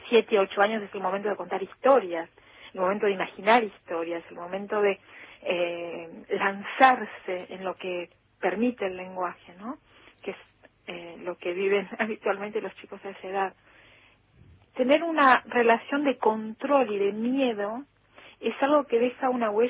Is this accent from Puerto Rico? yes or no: no; Argentina; first language Spanish; pero es verdad que escribo desde mi emoción argentina, escribo desde eh, mi lengua materna también, extrañamente. Escribo en otro idioma